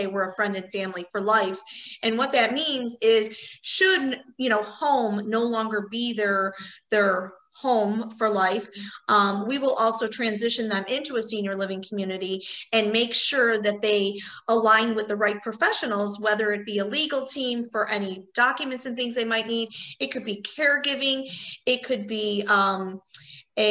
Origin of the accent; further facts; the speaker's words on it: Chicago, Illinois, United States; also born or lived in Indiana; I was born and raised in Chicago. So I was born in Chicago proper and lived there till I was 18